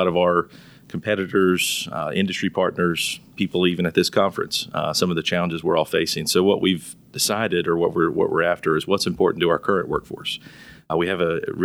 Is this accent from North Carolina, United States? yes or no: yes; Charlotte, North Carolina, United States; I'm from Charlotte originally